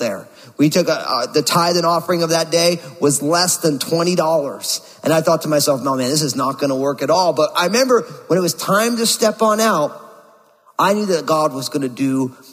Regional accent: New Jersey, United States; moved away as an adult; also born or lived in Bay Area, California; my home state, my native state of New Jersey

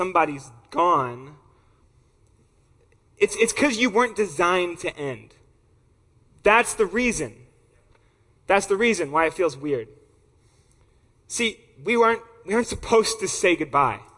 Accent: Atlanta, Georgia, United States; I'm from Atlanta, Georgia, where people talk back to you

